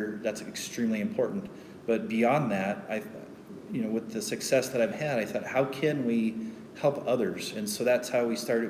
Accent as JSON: {"language": "English", "town": "Colorado Springs", "region": "Colorado", "country": "United States", "tie": "born or raised there", "said": "I was born right here in Colorado Springs. I'm one of the rare few natives here around."}